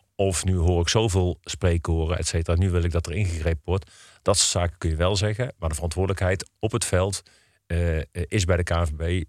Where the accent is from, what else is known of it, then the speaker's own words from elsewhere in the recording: Eindhoven, North Brabant, Netherlands; now in Breda, Netherlands; ik kom uit Eindhoven, ben daar geboren en getogen